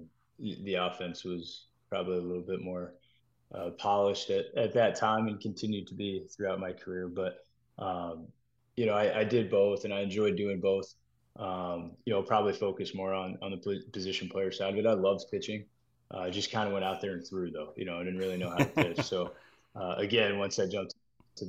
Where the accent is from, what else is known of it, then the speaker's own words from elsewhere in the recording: Texas, United States; moved away as an adult; growing up in Texas